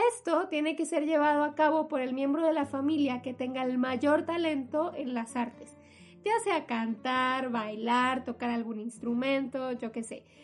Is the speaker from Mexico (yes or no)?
yes; Mexico; por donde yo vivía cuando era niña, sí eran bastante comunes ver eh, los asentamientos en, mi zona o no sé, en mi país